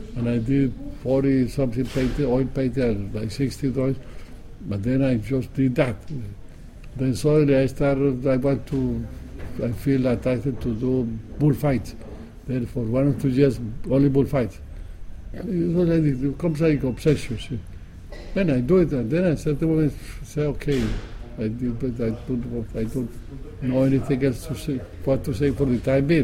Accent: Colombia; moved away as an adult; I live in Colombia only when I was a young man. Because uh, at 19 I left

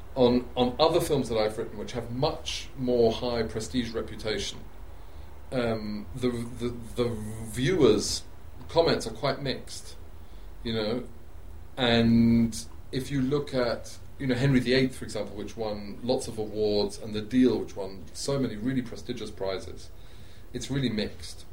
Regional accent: England, United Kingdom; as an Englishman living in England, growing up in England

